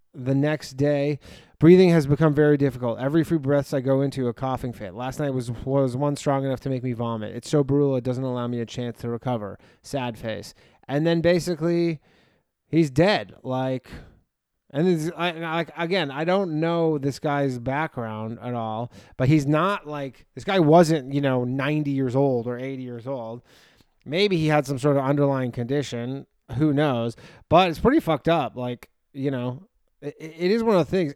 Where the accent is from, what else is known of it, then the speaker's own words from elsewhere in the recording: near Toronto, Ontario, Canada; moved away as an adult; now in New York, United States; I'm not originally from there, but I'm from close to there. Uh, but I lived there for ten years before I moved to New York.